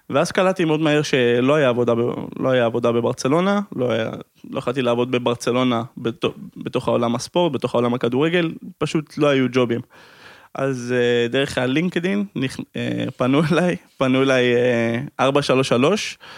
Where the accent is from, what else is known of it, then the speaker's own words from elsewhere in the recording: Amsterdam, North Holland, Netherlands; אני גדלתי באמסטרדם, זה היה